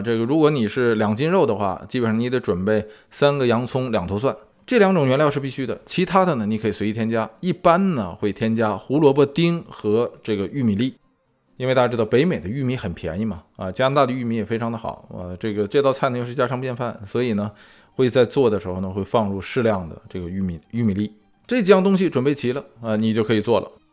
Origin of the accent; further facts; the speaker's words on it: China; 作为中国人来说啊，有一种怎么说呢，啊，这个别样的感觉